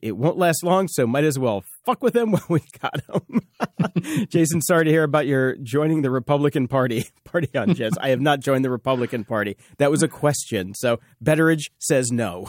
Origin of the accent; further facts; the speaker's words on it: the South, United States; I grew up in the South and I grew up around her